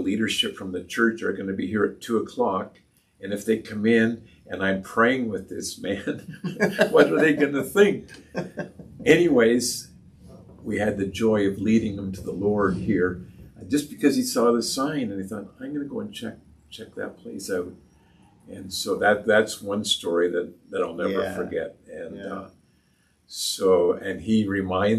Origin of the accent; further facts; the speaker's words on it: Toronto, Ontario, Canada; now in Peterborough, Canada; I was born and raised here in Peterborough. My dad got transferred to Toronto when I was 6 years old, and so we moved to Leaside area in Toronto